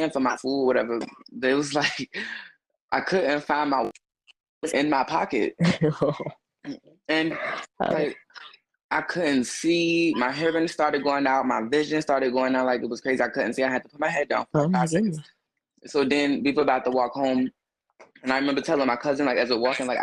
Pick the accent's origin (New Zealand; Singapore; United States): United States; Chicago, Illinois; now in Louisville, United States; born and raised in Chicago, but I have moved and, you know what I'm saying, spent years elsewhere, but Chicago is always my home